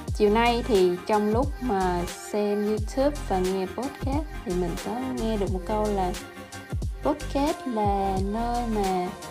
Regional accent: Vietnam; moved away as an adult; now in United States; Mình sinh ra và lớn lên ở Việt Nam. Mình đến Mỹ cũng được 4 năm rồi

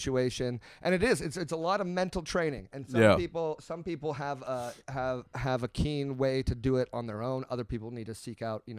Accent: Portland, Oregon, United States; moved away; I'm from Portland, Oregon

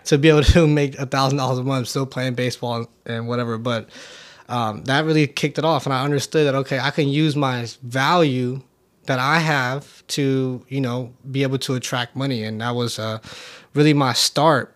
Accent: Oakland, California, United States; I grew up in Oakland, California

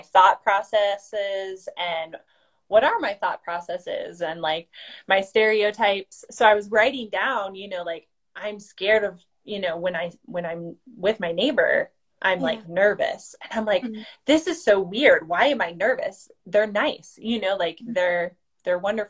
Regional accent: Iowa, United States; I'm originally from Iowa, born and raised on a farm

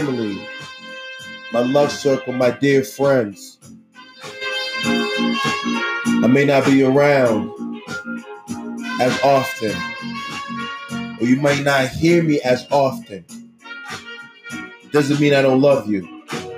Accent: Boston, Massachusetts, United States; the building, Piano Factory, Tremont Street. November 27th, 1978, I was born

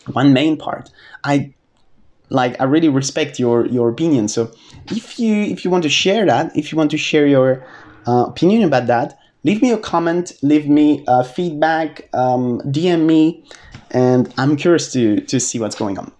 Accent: France; moved away as an adult; also born or lived in United Kingdom / Australia; I lived in the UK, I lived in Australia, and then I came back to France

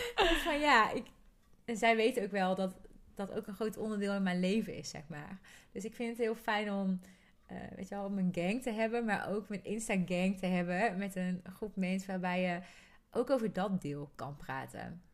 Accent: North Brabant, Netherlands; accent: soft G; ik weet dat er sommige mensen ook kunnen genieten van mijn zachte G

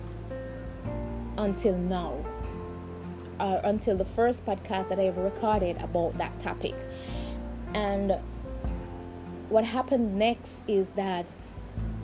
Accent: Jamaica; I am from Jamaica and we are from the ghetto

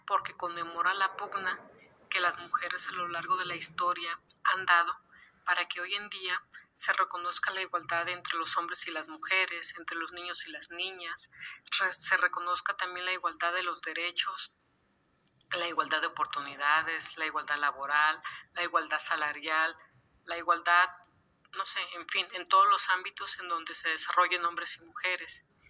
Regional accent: Guadalajara, Jalisco, Mexico; la hermosísima ciudad de Guadalajara, Jalisco, mi ciudad natal

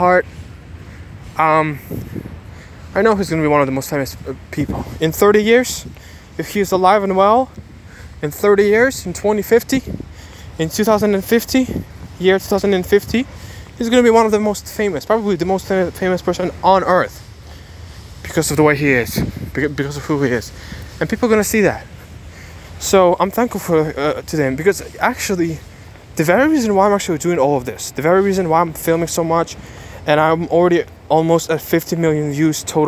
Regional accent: Ukraine; I'm from Ukraine

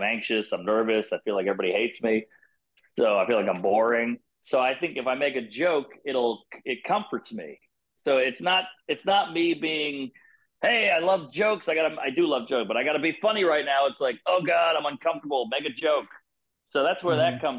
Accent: Louisiana, United States; I'm from Louisiana

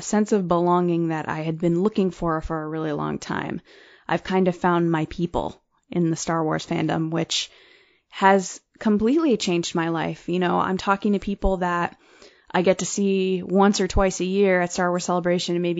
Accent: Connecticut, United States; I'm from Connecticut.

